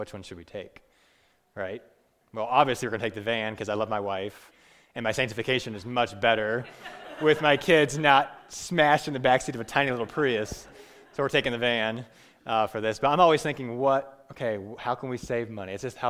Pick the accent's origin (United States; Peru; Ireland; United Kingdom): Peru; I grew up in Peru for 10 years, and people are very poor